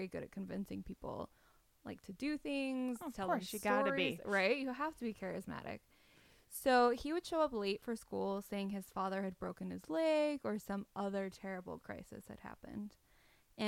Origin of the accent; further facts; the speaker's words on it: Utah, United States; I'm from Utah